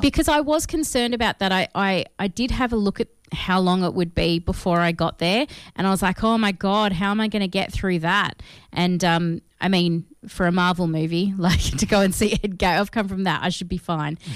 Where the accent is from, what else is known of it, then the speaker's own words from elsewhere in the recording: Australia; we are Australian